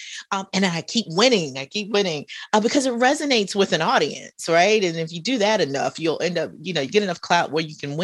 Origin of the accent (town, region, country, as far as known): Southern United States, United States; accent: Southern